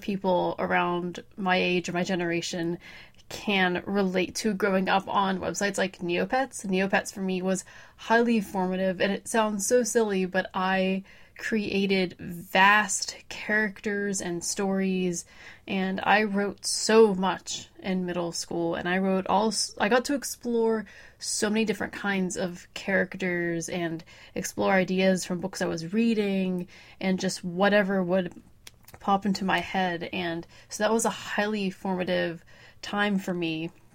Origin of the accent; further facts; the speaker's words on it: Pittsburgh, Pennsylvania, United States; from the Pittsburgh, Pennsylvania area, lived here my whole life